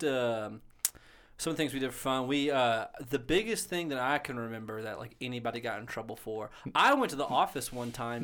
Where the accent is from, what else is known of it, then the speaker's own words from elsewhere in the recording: Booneville, United States; I'm from Boonville